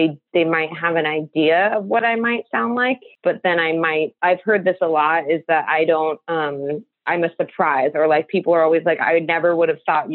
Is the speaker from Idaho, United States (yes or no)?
no; Seal Beach, California, United States; moved away as an adult; also born or lived in San Francisco Bay Area, California; originally I'm from Seal Beach, California, which is technically in Orange County.